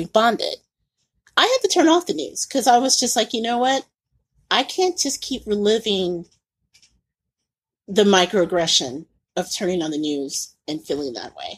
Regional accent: Indianapolis, Indiana, United States; moved away as an adult; also born or lived in Mississippi / Tampa; having grown up and being born and raised in Indiana

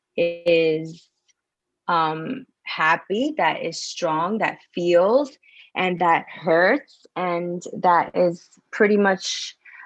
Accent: New York City, New York, United States; moved away; also born or lived in Florida; I'm from New York City, by the way, originally in Washington Heights.

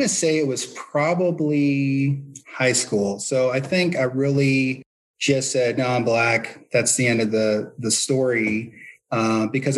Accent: St. Louis, Missouri, United States; I'm from the Midwest, you know, St. Louis, born and raised.

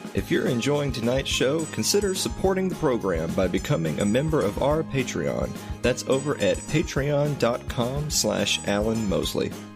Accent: Tennessee, United States; I'm from Tennessee.

